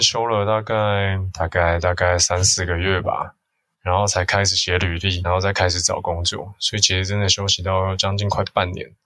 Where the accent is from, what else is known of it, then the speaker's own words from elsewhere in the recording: Hsinchu, Hsinchu City, Taiwan; moved away as an adult; also born or lived in Taipei; 我老家住香山嘛